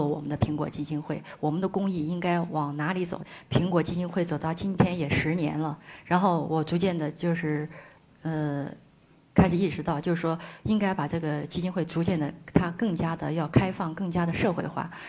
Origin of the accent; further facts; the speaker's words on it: Ngari, Tibet, China; 我很热爱阿里，我觉得我是当地人